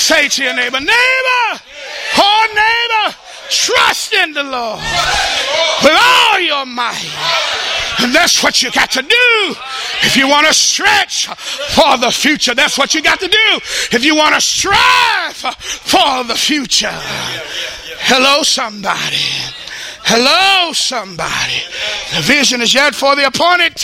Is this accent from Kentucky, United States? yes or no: no; Texas, United States; I'm from Texas